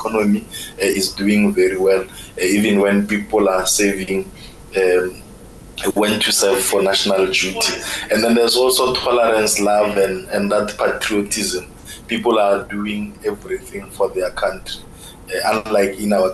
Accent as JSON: {"language": "English", "country": "South Africa", "moved": "as an adult", "lives_now": "Israel", "said": "where I'm coming from South Africa"}